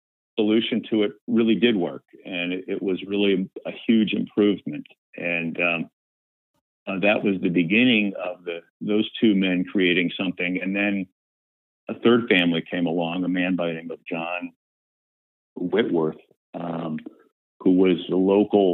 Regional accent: Sandusky, Ohio, United States; moved away as an adult; now in Washington, D.C., United States; I had to go back to my hometown of Sandusky, Ohio

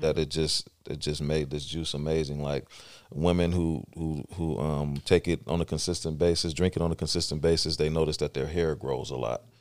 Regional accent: East Palo Alto, California, United States; moved away as an adult; also born or lived in San Mateo; now in Stockton, United States; I grew up in, uh, East Palo Alto and San Mateo.

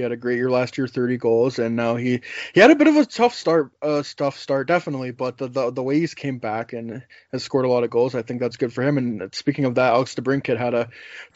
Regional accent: Canada; as a Canadian

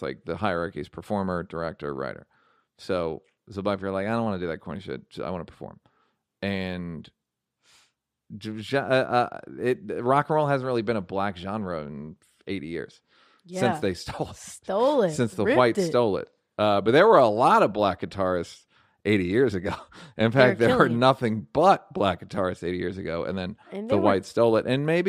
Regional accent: Monterey Park, California, United States; Growing up in Monterey Park, home of some of the best Asian food in town

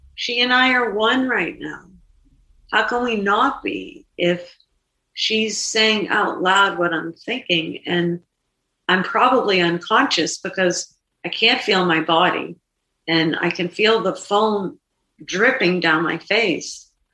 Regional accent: Boston, Massachusetts, United States; I'm from Boston, and I'm I'm in New York

